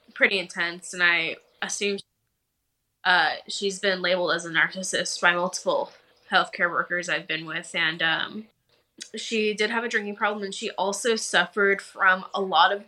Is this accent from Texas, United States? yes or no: yes; Dallas, Texas, United States; also born or lived in Austin, Texas; I grew up in Dallas, Texas. I spent a couple of years in Austin, but I'm back in Dallas now